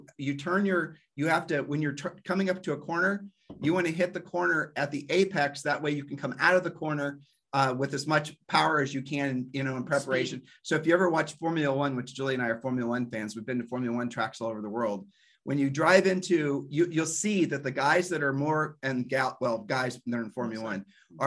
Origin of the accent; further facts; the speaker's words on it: Ohio, United States; We're from Ohio